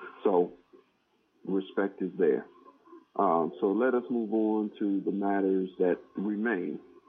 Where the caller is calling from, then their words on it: Georgia, United States; All right, this is … from Georgia.